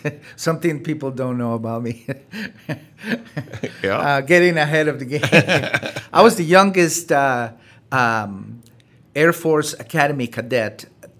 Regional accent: Honduras; also born or lived in El Salvador; now in Wisconsin, United States; as you can tell by the way I speak, I'm not originally from southeastern Wisconsin. I immigrated from Honduras back in 1984.

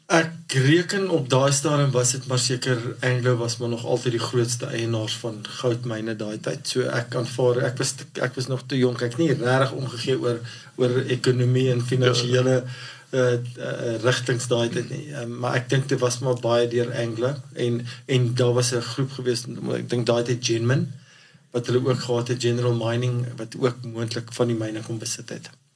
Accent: Barberton, Mpumalanga, South Africa; ek is in Barberton gebore en gematrikuleer

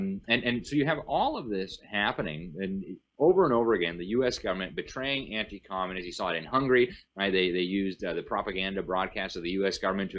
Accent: United States; as an American, somebody who's very proud of my country, somebody who loves my country.

